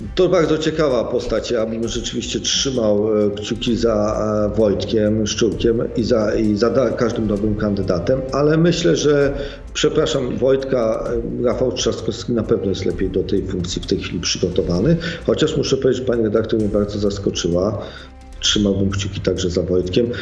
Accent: Sopot, Pomeranian Voivodeship, Poland; Ja jestem, wychowałem się w Sopocie, jestem przyzwyczajony, wychowałem się w Trójmieście

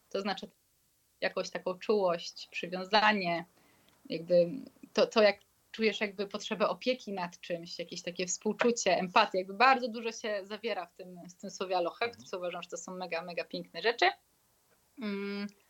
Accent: Poland; skąd jesteśmy, mówiliśmy, że z Polski

